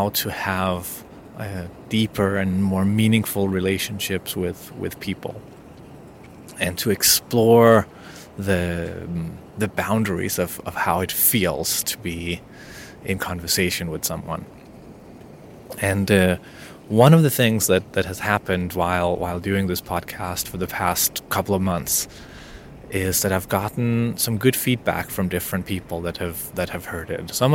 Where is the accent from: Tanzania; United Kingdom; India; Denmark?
Denmark; accent: Danish; first language Danish; English is a second language; In my native language, Danish